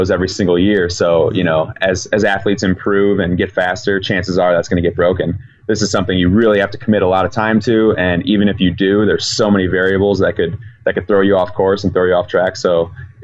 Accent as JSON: {"language": "English", "town": "Chicago", "region": "Illinois", "country": "United States"}